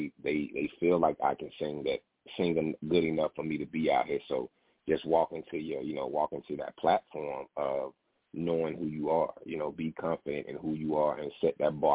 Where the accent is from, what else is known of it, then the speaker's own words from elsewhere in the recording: Albany, Georgia, United States; now in New Jersey, United States; I'm calling from New Jersey, but I'm originally from Albany, Georgia.